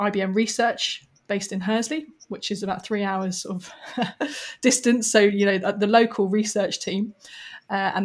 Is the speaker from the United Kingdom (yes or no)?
yes; London, United Kingdom; So I grew up in London, had pretty normal family life.